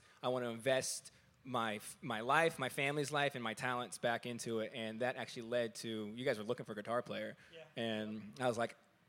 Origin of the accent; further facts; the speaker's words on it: Tampa, Florida, United States; I play guitar and I rap. And I'm from Tampa, Florida.